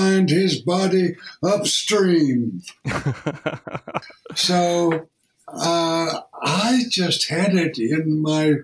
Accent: Memphis, Tennessee, United States; I was born in Memphis, Tennessee

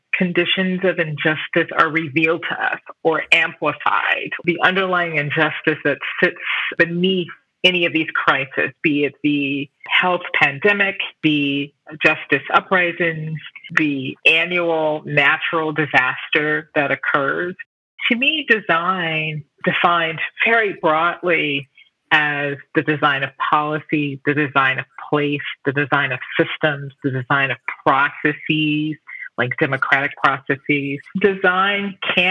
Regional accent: Chicago, Illinois, United States; I had the opportunity to work in my hometown of Chicago

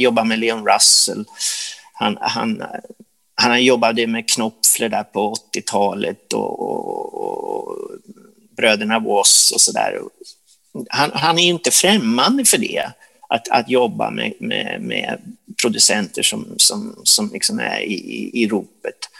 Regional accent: Sundsvall, Västernorrland County, Sweden; när vi var små i Sundsvall

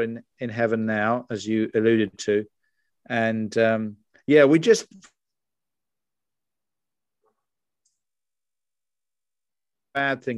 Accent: United Kingdom; moved away as an adult; also born or lived in United States; you can tell from my accent, I'm from across the pond. I'm dual nationality as well. I lived in America for 20 years. First 44 were in the UK

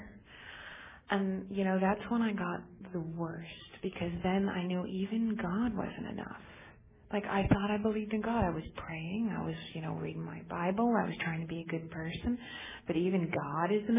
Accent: United States; also born or lived in Torrance; I'm actually from Lake Tahoe

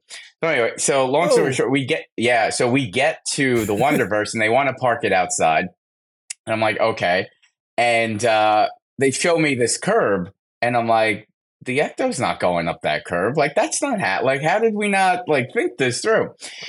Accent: New Jersey, United States; I'm from Jersey.

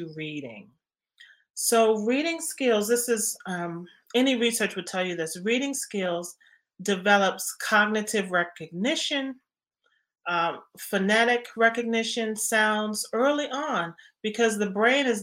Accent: Washington, District of Columbia, United States; born or raised there

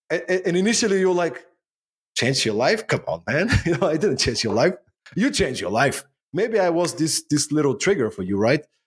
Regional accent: Bulgaria; moved away as an adult; also born or lived in Denmark; now in Sofia, Bulgaria; I was born in Bulgaria, post-communistic Bulgaria, growing up in the nineties.

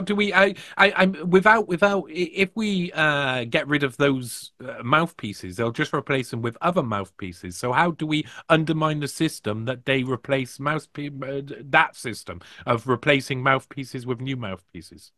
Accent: United Kingdom; I'm from Britain

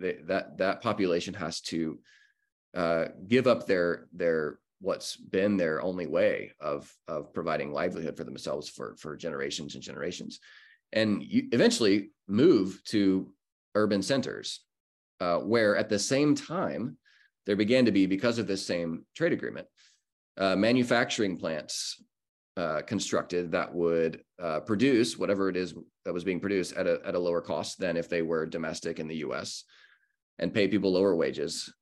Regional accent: Corpus Christi, Texas, United States; now in Austin, United States; I'm from Texas. I grew up in South Texas, actually, born and raised in Corpus Christi.

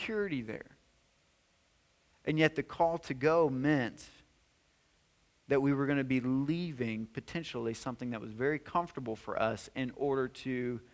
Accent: White House, Tennessee, United States; moved away as an adult; We were in White House, Tennessee. That's my hometown. That's where I grew up.

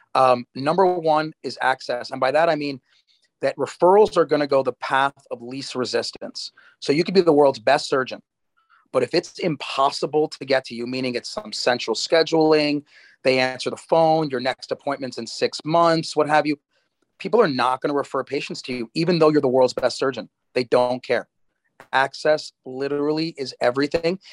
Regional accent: United States; moved away as an adult; also born or lived in New Jersey, United States / Durham, North Carolina, United States / Baltimore, Maryland, United States; now in Miami, United States; I was born in New York, grew up in New York and New Jersey

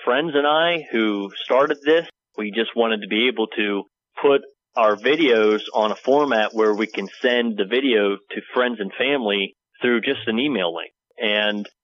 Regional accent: New Bethlehem, Pennsylvania, United States; I grew up in PA, right here. This is my hometown.

